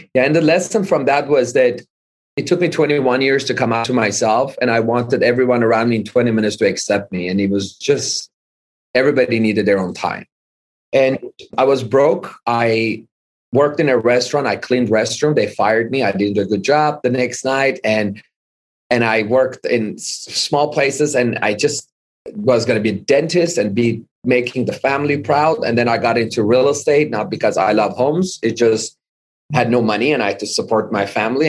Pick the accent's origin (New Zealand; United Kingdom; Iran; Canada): Iran; moved away as an adult; also born or lived in Hollywood, Los Angeles, United States; now in United States; lived in Iran most of my life. I was 20 years old when we moved. I moved by myself to back to the US. However, I was born in Hollywood Hospital at age of 30 days old. My mom decided to move back to Iran